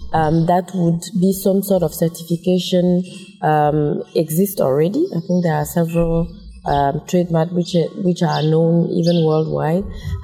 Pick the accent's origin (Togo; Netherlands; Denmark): Togo; now in Congo; I'm from Togo, but I live and work in Congo.